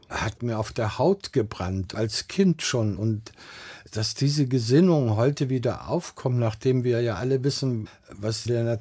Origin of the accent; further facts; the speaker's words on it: Baden-Württemberg, Germany; accent: Swabian; Aber auf, dazu auf, auf der Schauspielschule kam ich als